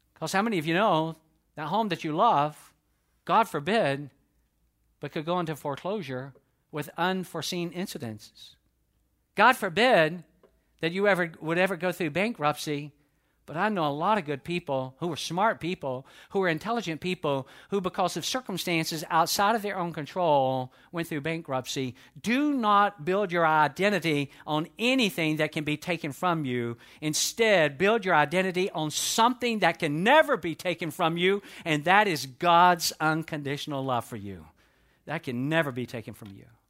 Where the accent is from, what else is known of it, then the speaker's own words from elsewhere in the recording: United States; I was born within the, uh, continental United States, therefore I, I, I'm an American